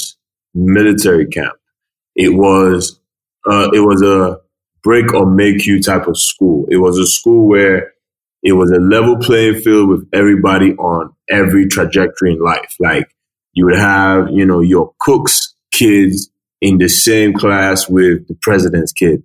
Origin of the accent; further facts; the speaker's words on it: Lagos, Nigeria; moved away as an adult; also born or lived in Asaba, Delta State / Reading, England / Hull, England; I'm from Delta State, Asaba. My mom is Ghanaian, Nigerian. My dad is Nigerian. And I grew up in Lagos State